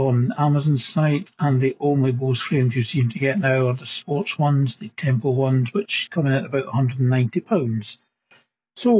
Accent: Scotland, United Kingdom; being a Scot

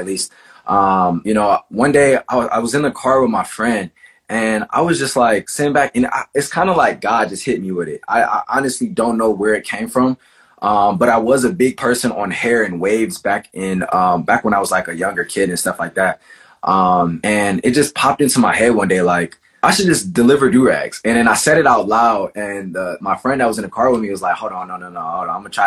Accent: Cleveland, Ohio, United States; I'm from Cleveland, Ohio

